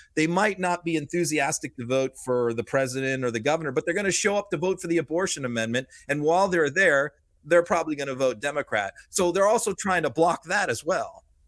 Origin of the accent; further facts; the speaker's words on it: Massachusetts, United States; I grew up in Massachusetts